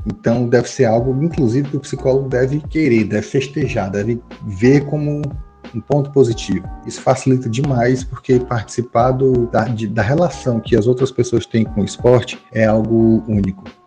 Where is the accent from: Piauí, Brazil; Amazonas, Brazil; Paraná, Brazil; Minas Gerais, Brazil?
Piauí, Brazil; Teresina; aqui na minha terrinha, Teresina, Piauí